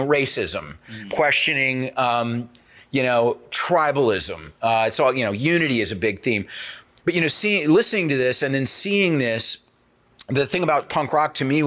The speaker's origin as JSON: {"language": "English", "region": "South Carolina", "country": "United States", "tie": "born or raised there", "said": "I grew up in South Carolina"}